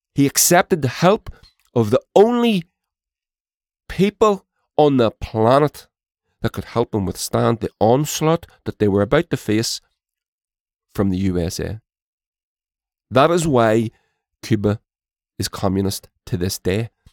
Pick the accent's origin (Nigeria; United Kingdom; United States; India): United Kingdom; Northern Ireland; My country has been divided by imperialism, and to this day, I live in the occupied six counties, as they as it's referred to by many